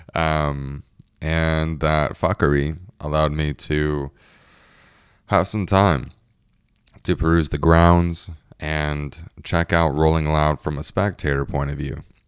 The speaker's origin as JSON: {"language": "English", "country": "United States", "said": "being an American"}